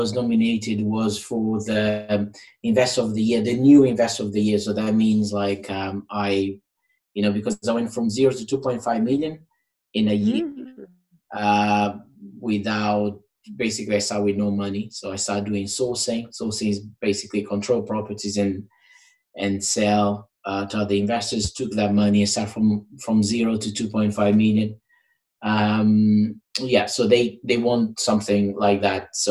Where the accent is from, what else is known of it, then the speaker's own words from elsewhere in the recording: Portugal; English is a second language; moved away as an adult; now in England, United Kingdom; I'm from Portugal. So I came to England to study English and to get into uni.